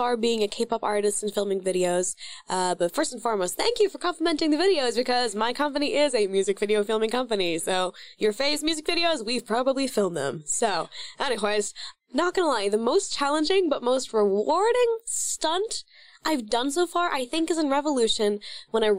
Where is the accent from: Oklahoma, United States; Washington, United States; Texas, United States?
Oklahoma, United States; Oklahoma, my home state that, you know, raised me